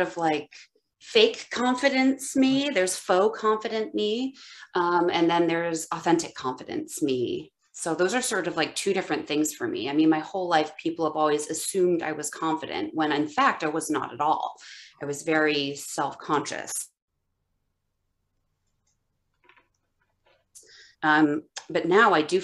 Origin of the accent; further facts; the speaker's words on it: Ohio, United States; also born or lived in West Coast; now in Chicago, United States; I'm born and raised in Ohio, and I lived on the West Coast for a long time, and now I'm back in the Midwest in Chicago